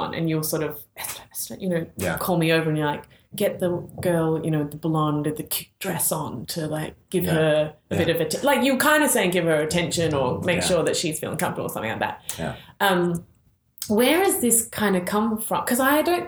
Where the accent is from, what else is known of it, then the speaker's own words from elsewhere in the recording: Australia; moved away; being the Australian